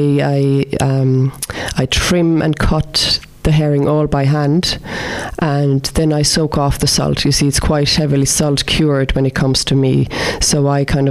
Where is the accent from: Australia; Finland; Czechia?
Finland; moved away as an adult; also born or lived in Ireland; now in Limerick, Ireland; I'm from Finland